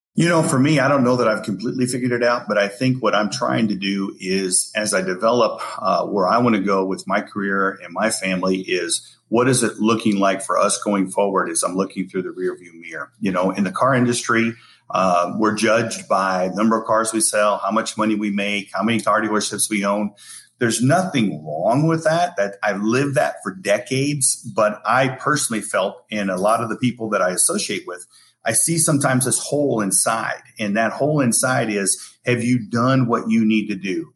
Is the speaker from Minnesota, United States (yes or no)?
no; Spencer, Iowa, United States; moved away as an adult; now in Hawaii, United States; growing up in Iowa and Spencer